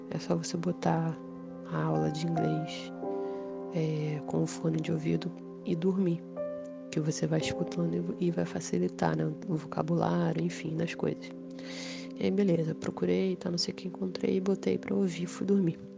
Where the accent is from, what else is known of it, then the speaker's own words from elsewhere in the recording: Rio de Janeiro, Brazil; eu sou aqui do Rio de Janeiro e vim contar é, a última experiência espiritual